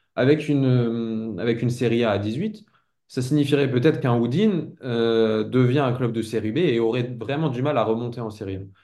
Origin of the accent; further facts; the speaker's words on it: France; en tant que Français